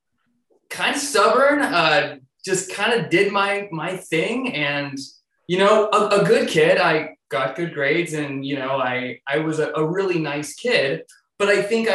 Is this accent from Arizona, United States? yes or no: yes; Mesa, Arizona, United States; moved away as an adult; also born or lived in Tucson, Arizona; now in Seattle, United States; I was born and raised in Arizona